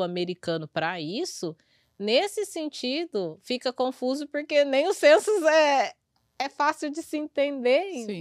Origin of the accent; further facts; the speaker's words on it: Brazil; now in New York, United States; eu sou brasileira.